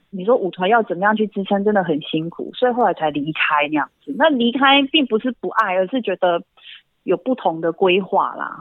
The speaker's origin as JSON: {"language": "Chinese", "area": "Dulan tribal village", "region": "Taitung County", "country": "Taiwan", "tie": "born or raised there", "also_born_or_lived": "Taipei / Hsinchu", "said": "我在部落长大嘛"}